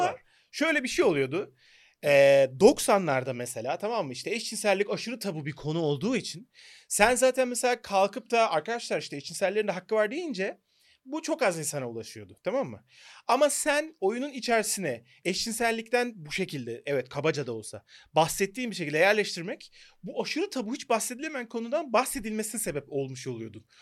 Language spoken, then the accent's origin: Turkish; Turkey